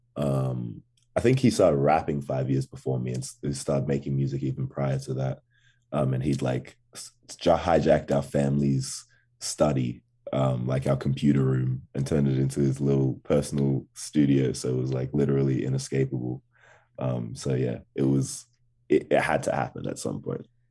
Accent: Canberra, Australian Capital Territory, Australia; accent: Australian; also born or lived in Ghana; definitely raised in, in Canberra, Australia

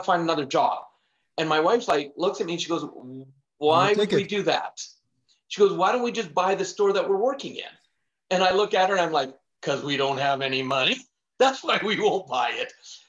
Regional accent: Canada; But growing up, I was born in Canada, born and raised, and in my family, because we barely made it by.

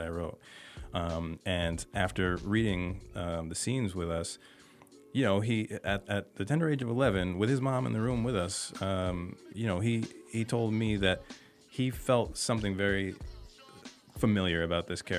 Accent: a small town in Massachusetts, United States; also born or lived in New York / Brooklyn, New York; They moved us to Massachusetts in a small town when I was still a baby

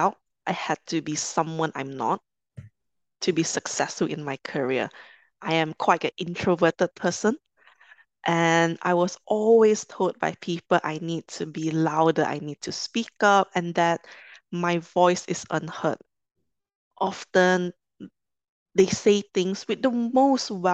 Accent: Kuala Lumpur, Malaysia; moved away as an adult; also born or lived in London; I'm originally from Malaysia, from Kuala Lumpur

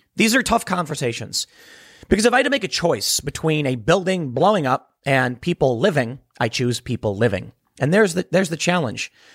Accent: Chicago, Illinois, United States; I'm from Chicago

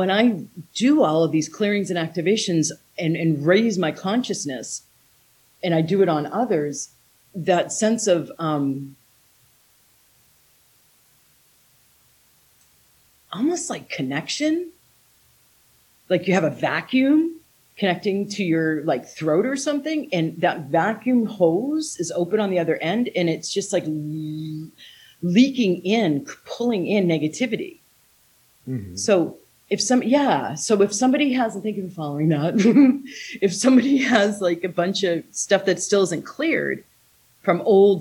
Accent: United States; moved away as an adult; also born or lived in Taiwan; my home country, USA

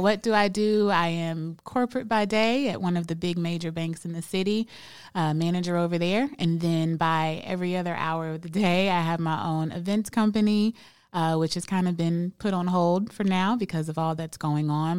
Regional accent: Birmingham, Alabama, United States; now in Charlotte, United States; I'm from Birmingham, Alabama

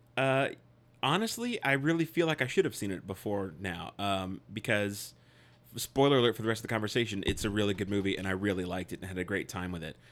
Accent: United States; I'm an American

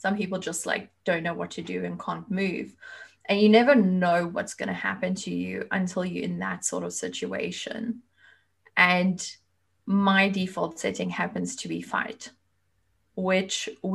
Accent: South Africa; moved away as an adult; now in Germany; I was born and raised in South Africa, but at the moment I live in Germany. I moved here almost 14 years ago.

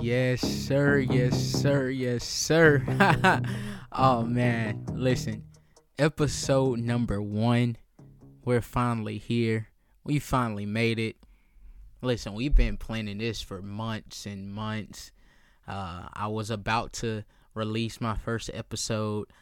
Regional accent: Columbia, South Carolina, United States; I'm born and raised in Columbia, South Carolina

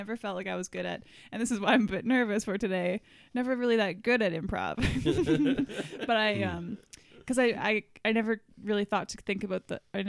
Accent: Saskatchewan, Canada; moved away as an adult; now in Toronto, Canada; I grew up in Saskatchewan

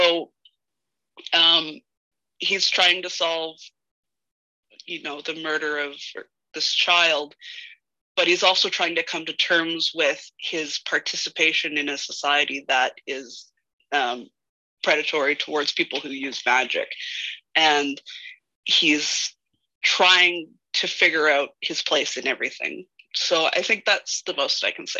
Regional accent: Canada; It must be in my DNA as a Canadian

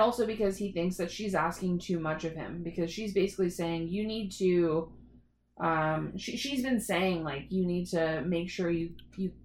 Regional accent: Toronto, Ontario, Canada; I grew up in Toronto

